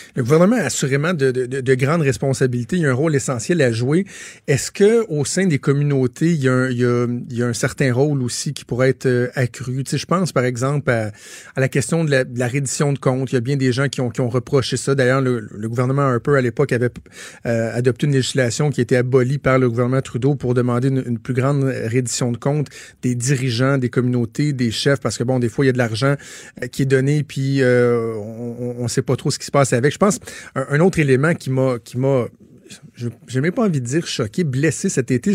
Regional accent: Laval, Quebec, Canada; moved away as an adult; now in Quebec City, Canada; moi, je viens de Laval, je, vais dans ma famille

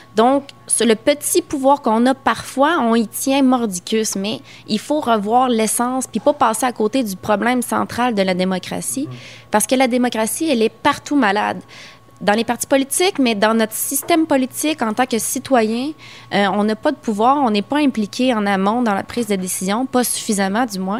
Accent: Quebec, Canada

